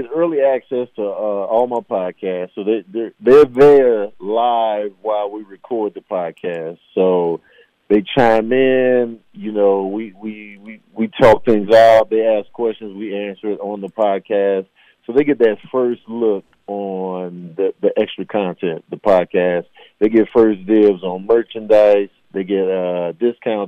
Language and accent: English; Chicago, Illinois, United States; I'm from Chicago